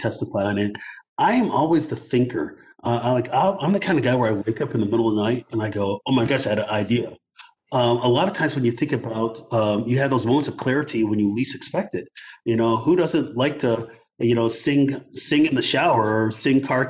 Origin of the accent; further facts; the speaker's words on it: North Suburbs, Illinois, United States; when I was a kid growing up in North Suburbs